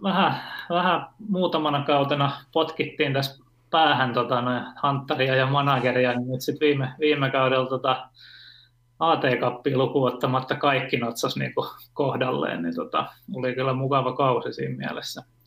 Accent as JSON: {"language": "Finnish", "town": "Turku", "region": "Southwest Finland", "country": "Finland", "tie": "born or raised there", "said": "mä oon tota Turusta, Turusta kotoisin ja asunut lapsuuteni Hannun Niittu nimisessä kaupungin osassa"}